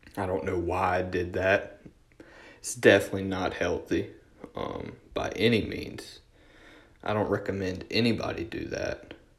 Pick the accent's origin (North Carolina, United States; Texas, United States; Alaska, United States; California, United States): North Carolina, United States; Durham; also born or lived in Orange County, North Carolina; I'm from Durham.